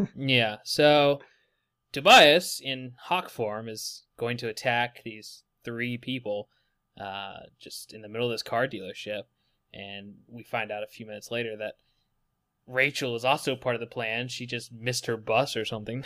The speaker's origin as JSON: {"language": "English", "region": "West Virginia", "country": "United States", "moved": "yes", "lives_now": "Texas, United States", "said": "I'm not from Texas. I live in Texas currently, but I'm from West Virginia."}